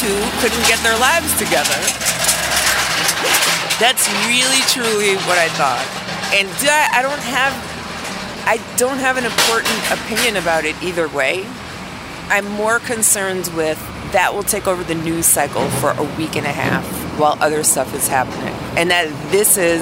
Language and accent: English; New York, United States; moved away; being a New Yorker and all, or a former New Yorker